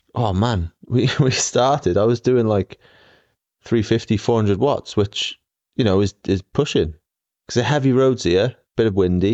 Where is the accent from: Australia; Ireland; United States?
Australia; accent: Aussie; my Aussie accent